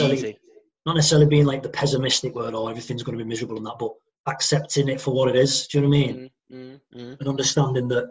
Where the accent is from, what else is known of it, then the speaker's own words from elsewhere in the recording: St Helens, North West England, United Kingdom; moved away as an adult; also born or lived in Reading; we're from St. Helens. We grew up in St. Helens, lived in St. Helens, did everything that normal working class lads did in St. Helens